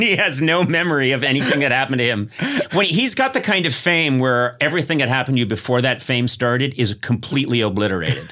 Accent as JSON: {"language": "English", "town": "Brookline", "region": "Massachusetts", "country": "United States", "moved": "yes", "said": "we're both from Massachusetts. I'm from Brookline, Mass"}